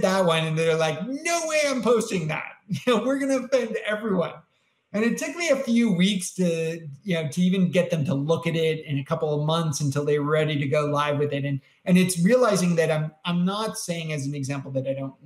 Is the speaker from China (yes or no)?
no; Canada; I'm Canadian.